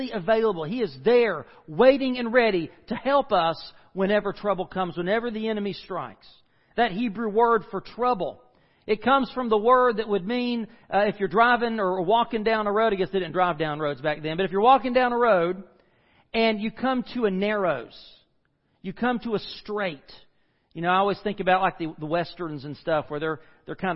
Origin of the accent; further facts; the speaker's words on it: United States; I grew up in the Smoky Mountains